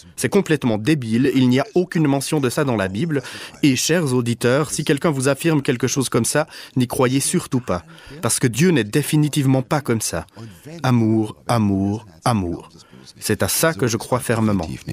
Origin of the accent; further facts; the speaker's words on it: Germany; je suis allemand